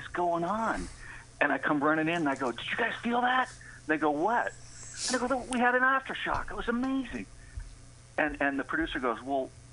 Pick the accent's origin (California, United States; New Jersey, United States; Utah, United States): California, United States; San Francisco; I'm from San Francisco. I'm a native.